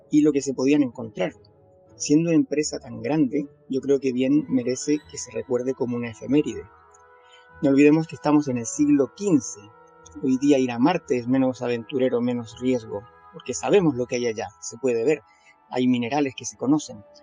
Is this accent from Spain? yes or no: yes; Spain; soy de España, tengo 50 años y mi profesión es economista.